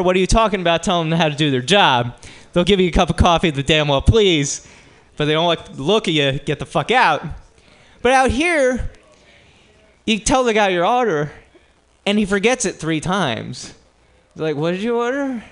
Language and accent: English; New Jersey, United States; moved away; I grew up in New Jersey